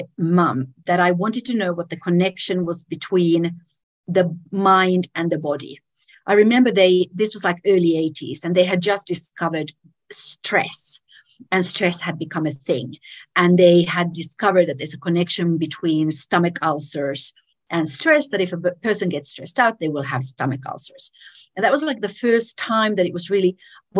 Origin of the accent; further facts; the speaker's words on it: Finland; moved away as an adult; also born or lived in Israel / United Kingdom; now in Tanzania; I grew up in Finland.